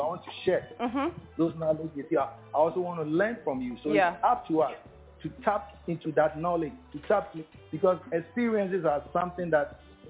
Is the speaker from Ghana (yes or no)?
yes; Ghana; We're all from Ubu.